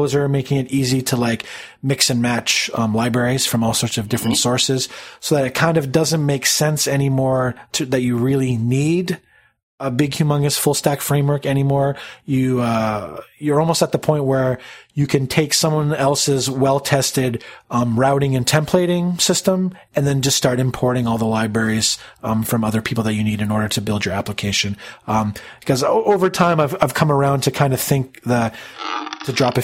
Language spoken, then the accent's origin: English; Canada; being Canadian, I pick up on the non-Canadian accent